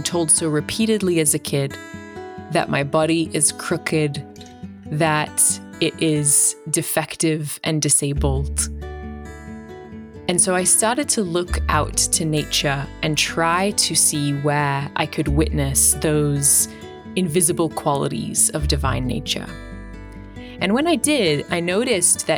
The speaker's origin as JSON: {"language": "English", "country": "Australia", "moved": "yes", "lives_now": "United States", "said": "My accent tells a little bit of my story. I'm from Australia. I now live in the States"}